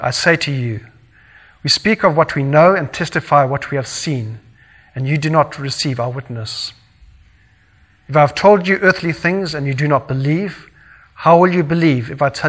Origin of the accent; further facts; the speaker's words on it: Zimbabwe; I grew up in Zimbabwe, in Southern Africa